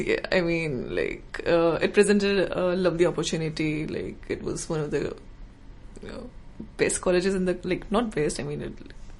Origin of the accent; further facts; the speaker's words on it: Noida, Uttar Pradesh, India; first language Hindi; English is a second language; moved away as an adult; So I'm from India, from a suburban town called Noida near Delhi.